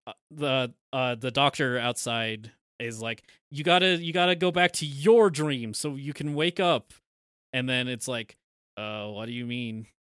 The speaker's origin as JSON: {"language": "English", "country": "United States", "said": "we're American"}